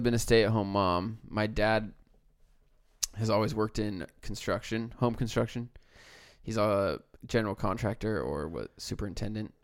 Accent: United States; as an American

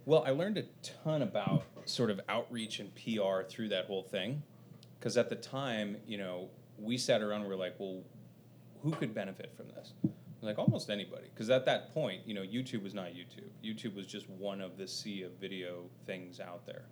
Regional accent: Covina, California, United States; born in uh, suburbs of LA, uh, about 20 miles east of LA, in a little city called Covina

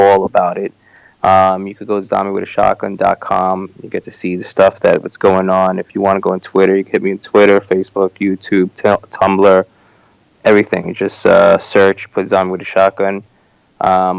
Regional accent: New York, United States; this is my hometown

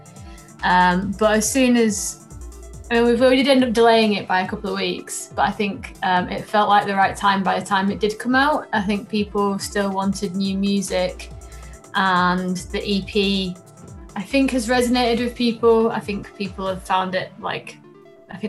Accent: Doncaster, Yorkshire and the Humber, United Kingdom; when I was growing up in Doncaster

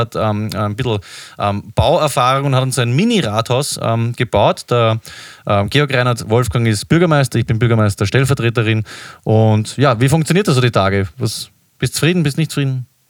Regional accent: Vienna, Austria; wir als Wiener

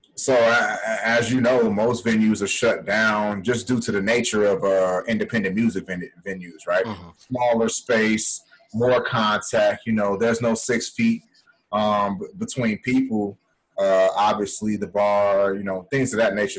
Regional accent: Chicago, Illinois, United States; we're both from Chicago

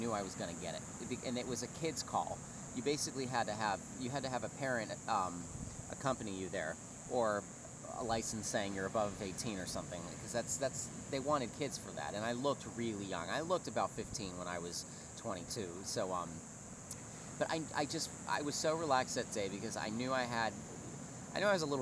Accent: Pittsburgh, Pennsylvania, United States; moved away as an adult; also born or lived in Boston; now in New York, United States; I grew up rather sheltered in Pittsburgh

